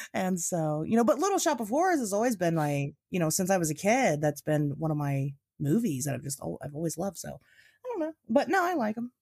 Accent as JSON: {"language": "English", "region": "Midwest", "country": "United States", "tie": "born or raised there", "said": "I've fucking been in the Mid-, Wet, Midwest my whole life"}